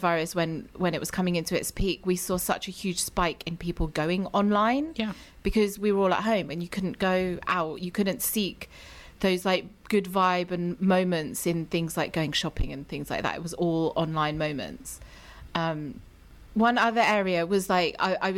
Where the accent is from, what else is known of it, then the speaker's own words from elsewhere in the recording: United Kingdom; moved away as an adult; now in United States; I'm British